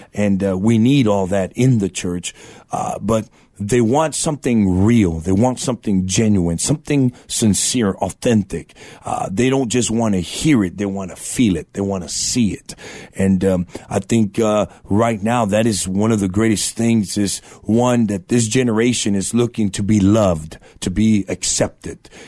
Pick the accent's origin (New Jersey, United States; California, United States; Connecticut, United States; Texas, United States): Texas, United States; Eagle Pass; now in San Antonio, United States; born in Eagle Pass, Texas, border town down in South Texas